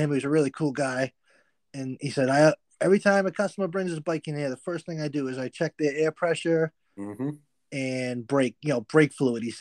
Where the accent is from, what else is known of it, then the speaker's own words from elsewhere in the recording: Northeast, United States; so you know, I'm from the Northeast. I don't get to ride all year round.